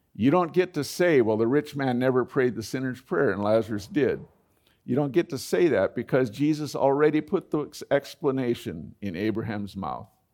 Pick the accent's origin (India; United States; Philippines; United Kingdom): United States; as an American